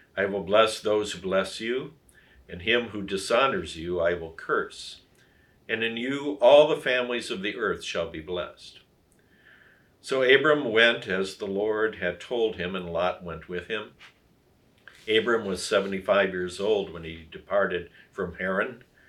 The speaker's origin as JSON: {"language": "English", "region": "Wisconsin", "country": "United States", "tie": "born or raised there", "also_born_or_lived": "Illinois", "moved": "as an adult", "said": "here in my home state of Wisconsin"}